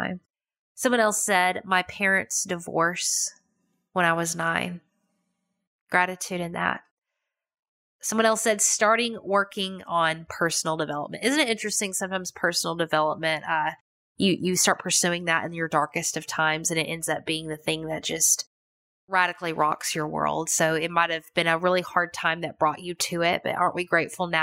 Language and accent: English; United States; I'm American.